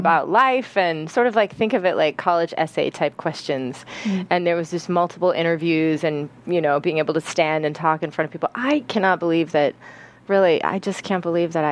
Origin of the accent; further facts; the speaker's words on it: Pasadena, California, United States; If you are from LA, which I am